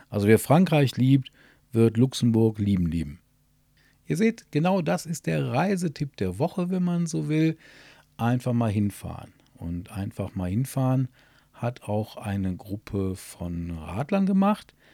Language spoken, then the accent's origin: German; Burscheid, North Rhine-Westphalia, Germany; Mein Burscheid liebe ich. Mein Burscheid liebe ich, weil es meine Heimat ist.